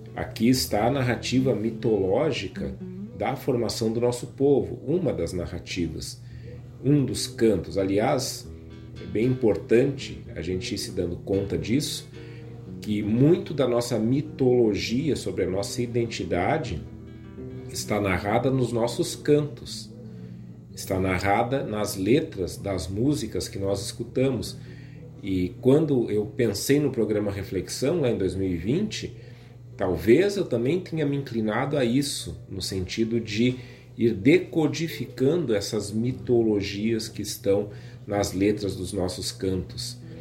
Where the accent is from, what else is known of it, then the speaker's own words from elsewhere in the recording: Rio Grande do Sul, Brazil; nossa maneira de nos entendermos como gaúchos aqui do sul do Brasil